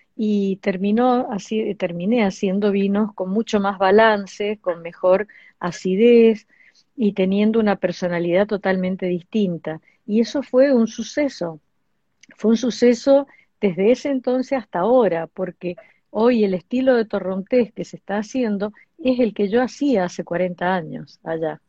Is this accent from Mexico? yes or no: no; Argentina; nosotros acá no teníamos en Argentina